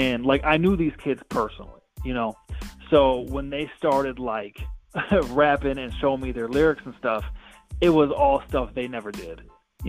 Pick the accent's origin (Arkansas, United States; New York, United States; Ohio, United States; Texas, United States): Ohio, United States; Toledo; I'm from Toledo, Ohio